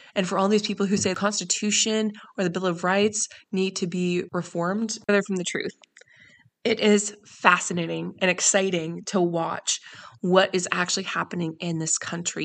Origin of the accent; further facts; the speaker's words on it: Canada; I grew up in Canada